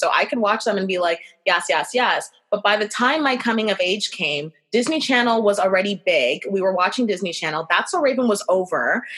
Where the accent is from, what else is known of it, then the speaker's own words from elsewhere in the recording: Brampton, Ontario, Canada; I grew up in Brampton